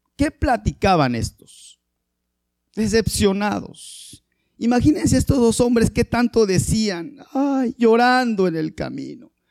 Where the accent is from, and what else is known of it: Mexico